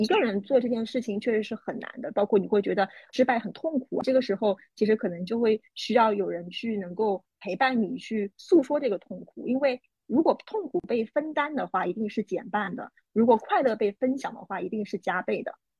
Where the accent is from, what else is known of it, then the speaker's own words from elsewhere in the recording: Shanghai, China; 因为我是上海人